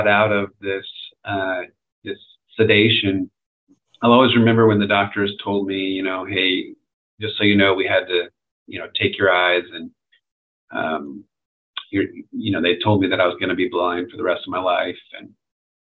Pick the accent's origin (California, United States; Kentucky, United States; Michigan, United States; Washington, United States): California, United States; near the Redwoods in; I grew up near the Redwoods in California.